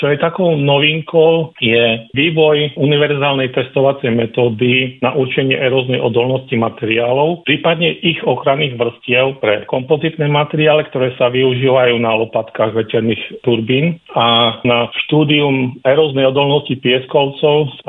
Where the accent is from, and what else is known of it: Slovakia